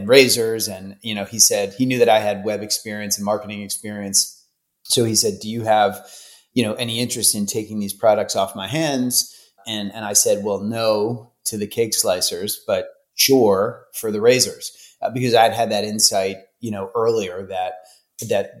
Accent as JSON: {"language": "English", "town": "Philadelphia", "region": "Pennsylvania", "country": "United States", "tie": "born or raised there", "moved": "yes", "said": "Philadelphia, Pennsylvania"}